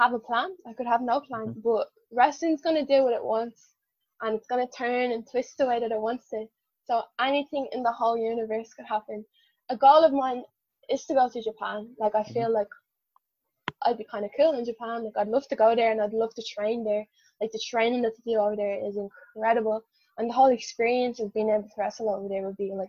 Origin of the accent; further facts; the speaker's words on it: Ireland; I'm Irish, I'm the Irish unicorn